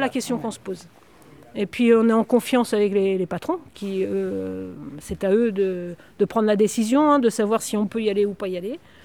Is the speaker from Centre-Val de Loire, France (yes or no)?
no; Groix, Brittany, France; moved away; je suis née à Groix, mais j'ai quitté Groix pendant 30 ans. Et ça fait 5 ans que je suis revenue à Groix